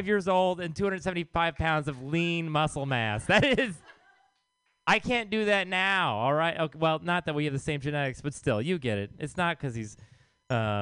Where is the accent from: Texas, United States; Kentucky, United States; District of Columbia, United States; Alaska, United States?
Texas, United States; now in San Francisco, United States; I am from Texas.